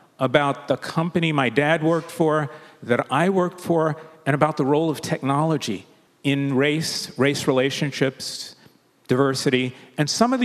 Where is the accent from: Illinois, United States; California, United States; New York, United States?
New York, United States; New York City; We grew up in the Williamsbridge area of the Bronx